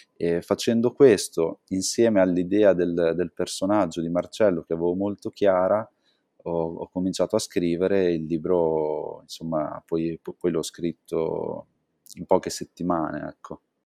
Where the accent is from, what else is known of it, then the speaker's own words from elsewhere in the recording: Santarcangelo di Romagna, Emilia-Romagna, Italy; moved away; sono cresciuto a Sant'Arcangelo